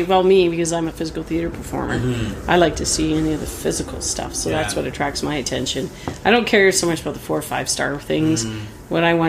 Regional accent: Winnipeg, Manitoba, Canada; but now, like in Winnipeg, like I've been living a lot there as well. I'm from Winnipeg

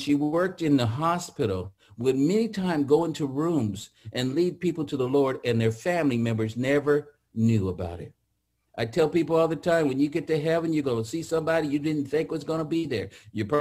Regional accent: Atwater, California, United States; I grew up in the Central Valley, a little town called Atwater, if you ever know where that is, by Merced, which is north of Fresno. That's where I grew up

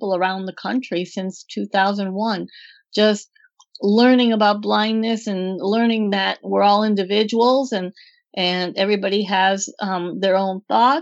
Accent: Green Bay, Wisconsin, United States; moved away as an adult; also born or lived in Miami; I was born and raised in Green Bay, Wisconsin with the Packers

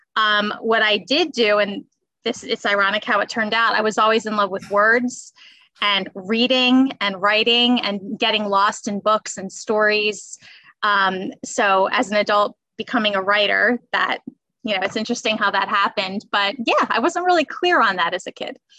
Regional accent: Bucks County, Pennsylvania, United States; also born or lived in Philadelphia; I was born in Philly, and I grew up in Bucks County, so about 30 minutes outside of Philadelphia

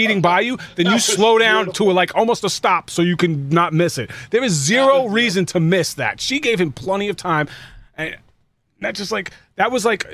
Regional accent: New York City, New York, United States; I grew up in the Bronx

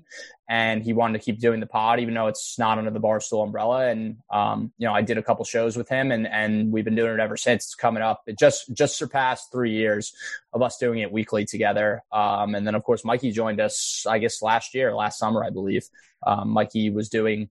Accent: Berkeley Heights, New Jersey, United States; now in Hoboken, United States; I'm from Berkeley Heights, New Jersey. Now live in Hoboken.

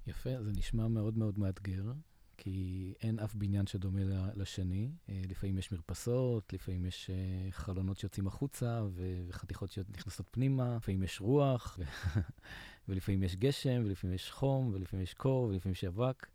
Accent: Israel

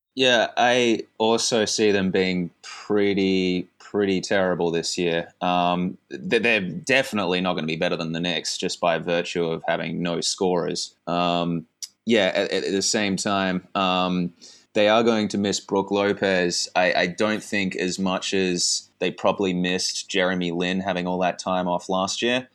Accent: Australia; as an Australian guy

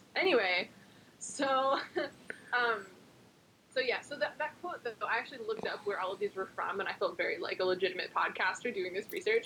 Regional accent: New Jersey, United States; I'm American. I was born and raised in New Jersey

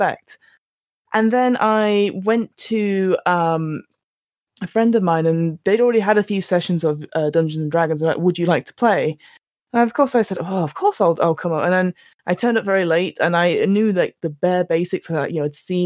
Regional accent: London, United Kingdom; I am from London

